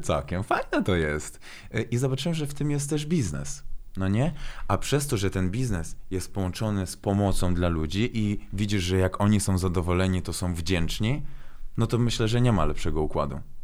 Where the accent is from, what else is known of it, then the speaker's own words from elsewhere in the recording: Włocławek, Kuyavian-Pomeranian Voivodeship, Poland; Polish is a second language; moved away as an adult; also born or lived in Baku, Azerbaijan; now in Warsaw, Poland; kocham Włocławek, tam się wychowałem, mam tam e, rodzinę, przyjaciół